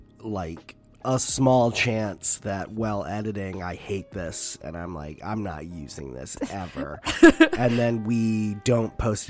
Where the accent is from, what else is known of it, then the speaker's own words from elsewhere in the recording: United States; I'm an American.